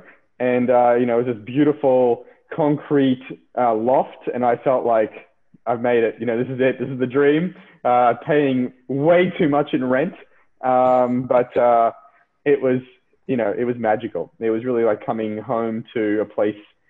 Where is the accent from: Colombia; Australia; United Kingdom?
Australia; Brisbane, Queensland; moved away as an adult; also born or lived in San Francisco; I'm from Brisbane